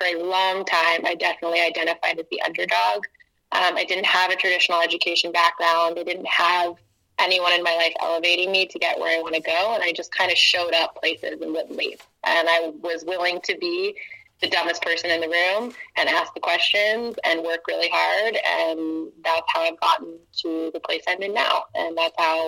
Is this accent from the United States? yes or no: yes; Atlanta, Georgia, United States; moved away as an adult; also born or lived in Portland, Oregon; I'm from Atlanta, Georgia, originally. And I'm proud of that. I love my hometown.